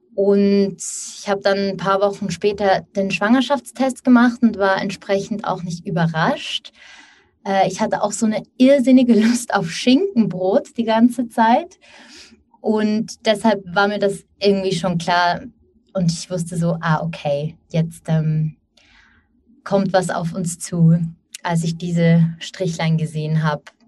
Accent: Switzerland; now in Basel, Switzerland; ich bin aus der Schweiz. Wir wohnen in Basel.

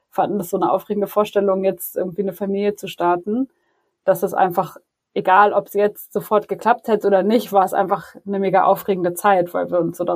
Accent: Berlin, Germany; moved away as an adult; now in Munich, Germany; ich bin 30 Jahre alt, ich wohne in München mit meiner kleinen Familie. Eigentlich komme ich aus Berlin, ähm, aber seit ein paar Jahren sind wir jetzt hier in München.

